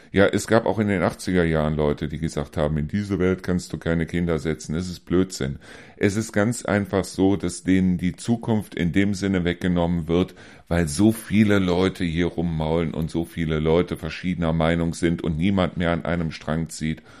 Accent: Germany; Weil wo sind wir als Deutsche denn noch meisterlich?

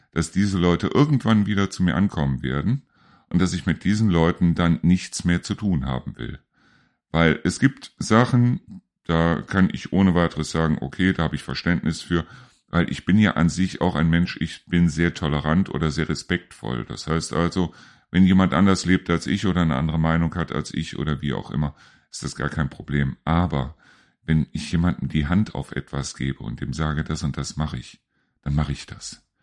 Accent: Neuss, North Rhine-Westphalia, Germany; now in North Hesse, Germany; ich komme aus Neuss und äh, wohne jetzt hier in Nordhessen

